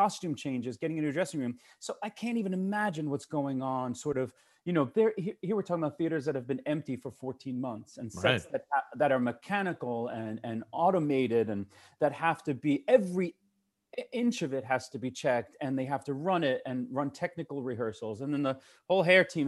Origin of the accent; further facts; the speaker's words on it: New York City, New York, United States; as a New Yorker